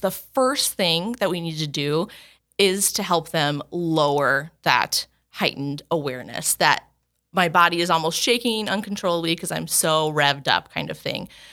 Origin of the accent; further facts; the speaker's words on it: Chandler, Arizona, United States; now in Sioux Falls, United States; I'm originally from Chandler.